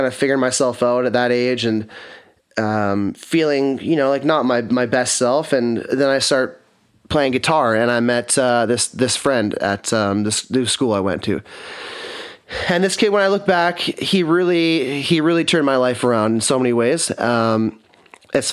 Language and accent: English; Kelowna, British Columbia, Canada; I'm born and raised in Kelowna